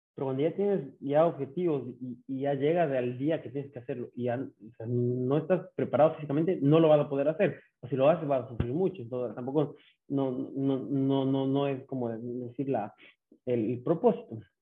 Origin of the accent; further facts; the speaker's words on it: Ambato, Tungurahua, Ecuador; also born or lived in Quito; now in Guayaquil, Ecuador; nacido en Quito, pero eh, viví en Ambato desde año y medio